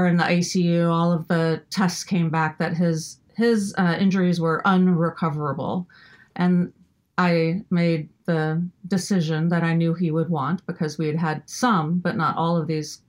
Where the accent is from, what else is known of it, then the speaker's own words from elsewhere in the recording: Midwest, United States; growing up in the Midwest